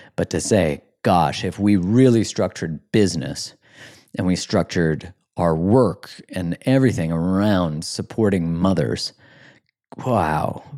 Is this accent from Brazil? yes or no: no; Canada; I'm from Canada